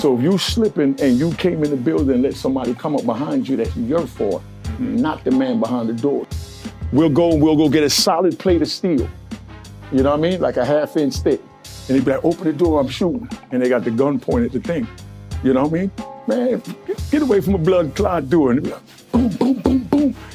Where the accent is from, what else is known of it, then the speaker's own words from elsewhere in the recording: Jamaica; also born or lived in Brooklyn, New York / South Bronx, New York / Harlem, New York; now in New York City, United States; I'm Jamaican